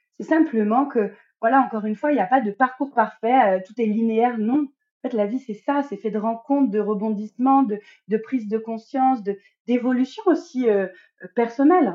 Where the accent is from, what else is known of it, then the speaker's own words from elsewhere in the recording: Normandy, France; moved away as an adult; now in Guadeloupe; je suis une Normande expatriée en Guadeloupe avec ma petite famille depuis à peu près un an et demi.